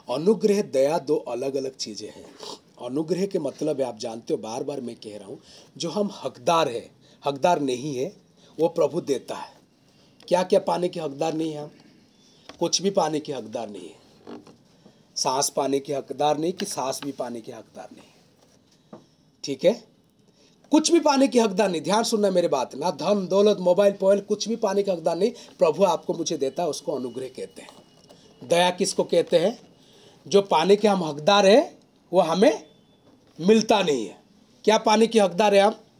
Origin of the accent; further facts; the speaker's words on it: Odisha, India; moved away; मैं उड़ीसा से हूँ